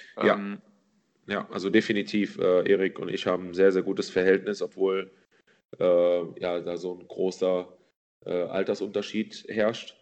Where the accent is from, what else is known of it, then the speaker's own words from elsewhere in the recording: Mendig, Rhineland-Palatinate, Germany; also born or lived in Slovakia; in Mendig, wo ich aufgewachsen bin